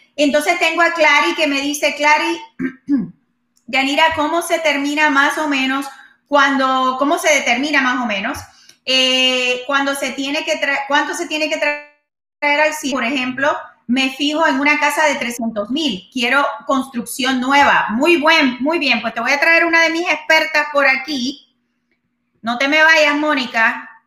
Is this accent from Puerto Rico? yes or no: yes; Puerto Rico; moved away; allá en mi isla de, encanto